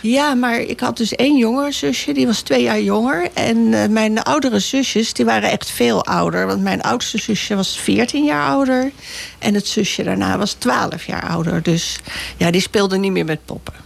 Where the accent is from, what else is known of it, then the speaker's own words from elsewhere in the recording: Bussum, North Holland, Netherlands; moved away as an adult; also born or lived in Naarden / Amsterdam; Bussum hebben we gewoond. Daar heb ik zelf gewoond tot mijn achttiende